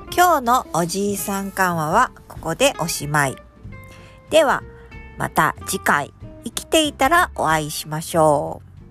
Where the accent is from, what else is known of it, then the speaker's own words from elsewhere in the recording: Hokuriku, Japan; 僕は、まあ、北陸の方の出身